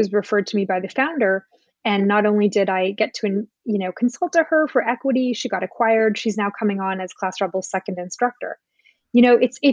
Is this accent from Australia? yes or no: no; Canada; now in United States; I'm an immigrant to the US. I come from Canada.